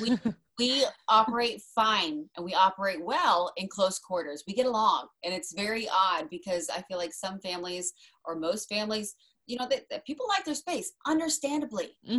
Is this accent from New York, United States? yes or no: no; Kent Island, Maryland, United States; also born or lived in Arizona; we're from Maryland because we moved there in 2000. So that would have been when I was 10